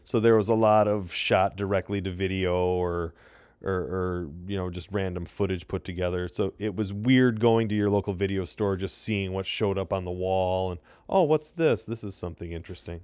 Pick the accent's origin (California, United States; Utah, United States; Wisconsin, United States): Wisconsin, United States; Janesville; in my hometown